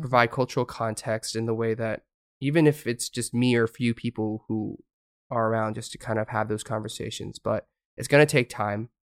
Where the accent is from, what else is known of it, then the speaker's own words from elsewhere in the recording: United States; moved away as an adult; now in South Korea; I was from America